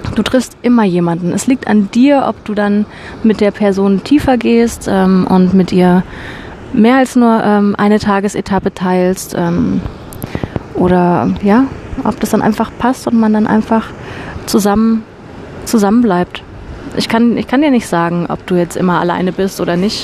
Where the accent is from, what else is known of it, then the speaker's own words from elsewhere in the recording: Germany; moved away; bei uns in Deutschland